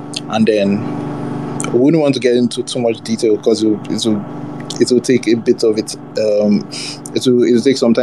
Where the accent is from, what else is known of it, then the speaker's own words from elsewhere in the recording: Lagos, Nigeria; also born or lived in Abuja; I grew up in Lagos, most of my life in Lagos